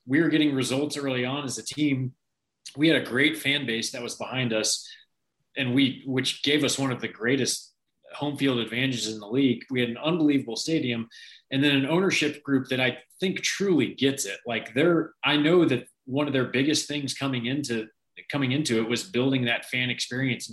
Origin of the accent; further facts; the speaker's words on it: Kansas City, United States; I'm Kansas City born and raised